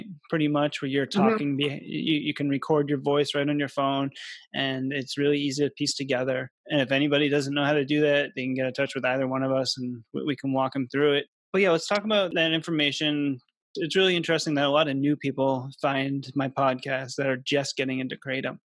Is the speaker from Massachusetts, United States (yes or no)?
yes; Massachusetts, United States; I was from Massachusetts